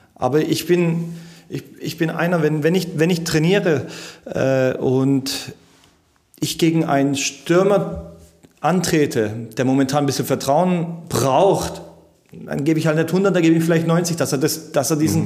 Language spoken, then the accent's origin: German; Germany; ich bin hier geboren in Bad und meine ganzen Freunde sind hier